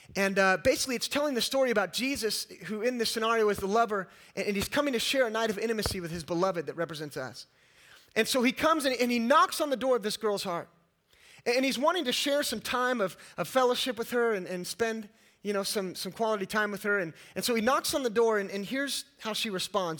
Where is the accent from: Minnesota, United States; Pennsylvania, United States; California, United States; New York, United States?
California, United States; moved away as an adult; also born or lived in East Texas; I was raised in California and, uh, and lived most of my life. I got a Californian, all right.